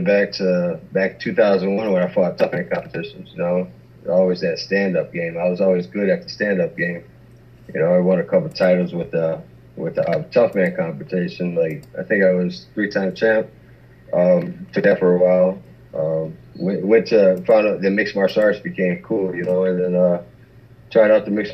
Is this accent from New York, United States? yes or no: no; Michigan, United States; we're both from Michigan